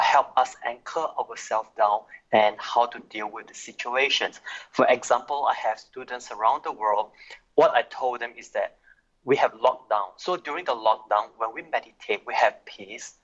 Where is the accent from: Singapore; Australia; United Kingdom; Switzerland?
Singapore; I'm from Singapore